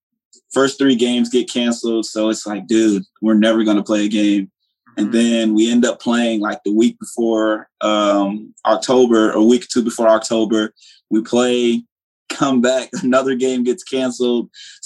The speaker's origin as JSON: {"language": "English", "town": "Hollandale", "region": "Mississippi", "country": "United States", "said": "Originally, I'm from Hollandale, Mississippi. Okay. My family moved here. You know, Hollandale, Mississippi is not, it's not a place you want your kids to grow up at."}